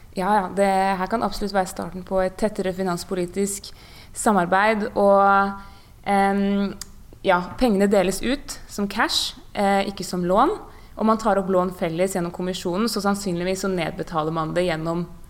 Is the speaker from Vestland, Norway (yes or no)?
no; Bærum, Akershus, Norway; jeg er jo fra Bærum og har vært folkevalgt